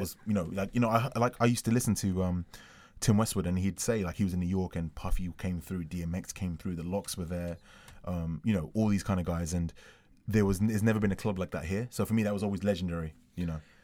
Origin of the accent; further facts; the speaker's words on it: London, United Kingdom; I'm from London.